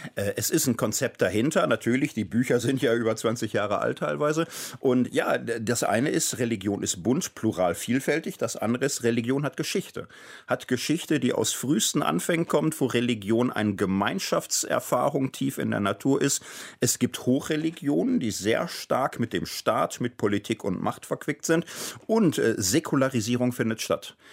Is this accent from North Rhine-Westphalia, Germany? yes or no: yes; Gelsenkirchen, North Rhine-Westphalia, Germany; also born or lived in Wattenscheid; now in Marburg, Germany; in Wattenscheid geboren, in Gelsenkirchen, aber mein Lebtag aufgewachsen